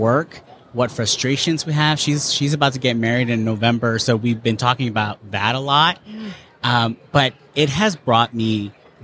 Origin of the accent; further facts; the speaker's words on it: New Jersey, United States; I'm an East Coaster. I'm from New Jersey.